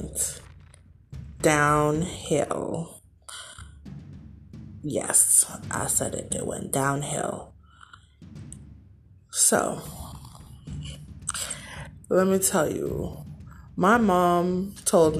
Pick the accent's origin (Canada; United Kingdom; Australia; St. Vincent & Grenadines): St. Vincent & Grenadines; I was born and raised in the Caribbean on the island of St. Vincent and the Grenadines